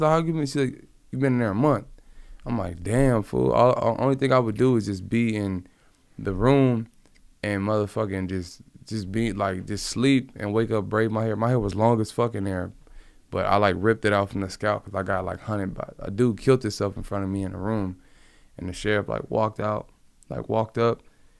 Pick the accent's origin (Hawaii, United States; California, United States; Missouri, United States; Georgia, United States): California, United States; Compton; He's from the same area that I grew up in Compton.